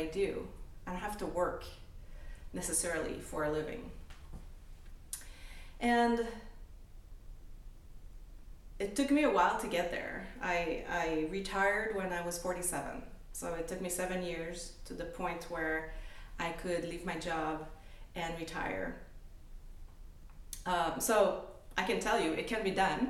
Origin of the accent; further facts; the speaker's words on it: Canada; moved away as an adult; now in United States; I'm Canadian, I'm French-Canadian. I came to the US 20 years ago.